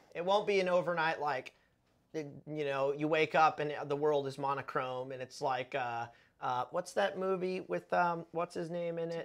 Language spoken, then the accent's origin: English; United States